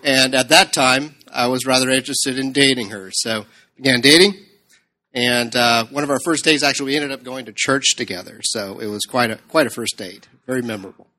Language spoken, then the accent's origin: English; California, United States; moved away as an adult; also born or lived in Ohio; now in Houston, United States; I was born and raised in California